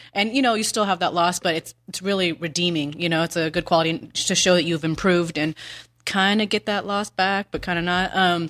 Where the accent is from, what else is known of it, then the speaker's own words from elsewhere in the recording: Ukiah, California, United States; also born or lived in Bay Area; I'm from Northern California. I wrestled on a boys team called at Ukiah High.